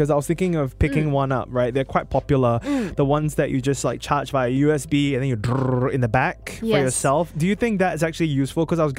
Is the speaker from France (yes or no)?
no; Singapore; also born or lived in Bukit Panjang; I grew up in the West, like super, super West side, like I grew up Jurong East and Jurong West, and I went to school at Jurong Primary School